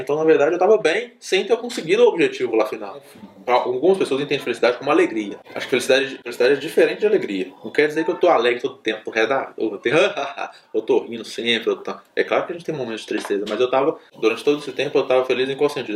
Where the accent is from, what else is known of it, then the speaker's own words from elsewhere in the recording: interior of Minas Gerais, Brazil; Eu sou do interior de Minas. Aí no interior eu jogava muita bola